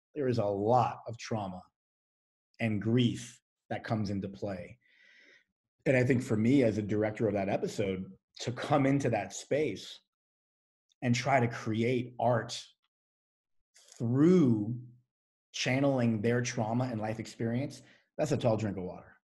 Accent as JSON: {"language": "English", "country": "United States"}